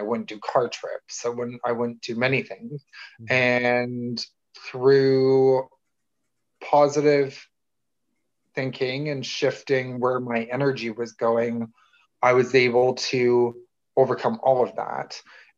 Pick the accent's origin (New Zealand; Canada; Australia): Canada; Toronto, Ontario; I'm from Toronto, Canada